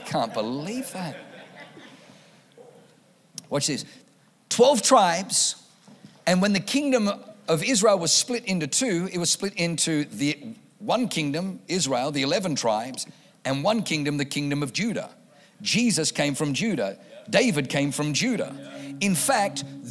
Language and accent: English; Germany; now in California, United States; I was born in Germany